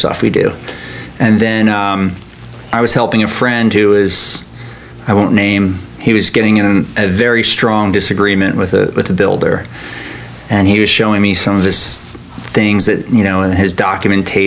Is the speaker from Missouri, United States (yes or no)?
no; Huntington, New York, United States; moved away as an adult; now in Annapolis, United States; So I'm originally from New York. I grew up on Long Island